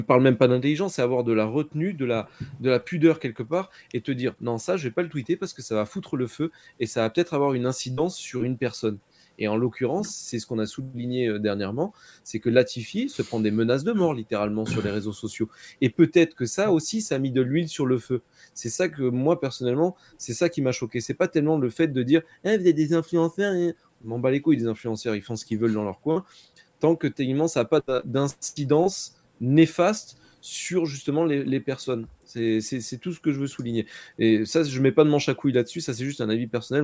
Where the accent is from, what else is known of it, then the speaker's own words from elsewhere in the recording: Monaco; j'ai grandi à Monaco avec de la F1 dans mes rues